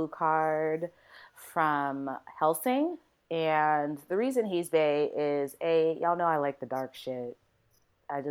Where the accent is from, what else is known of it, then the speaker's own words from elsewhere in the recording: Jamaica; I'm Jamaican